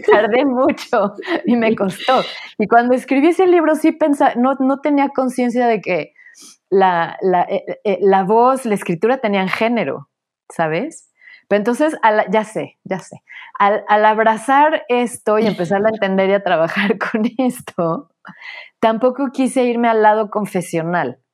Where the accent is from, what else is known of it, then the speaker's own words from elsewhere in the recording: Puebla, Mexico; moved away as an adult; also born or lived in Mexico City; Nací en la Ciudad de México, crecí en Puebla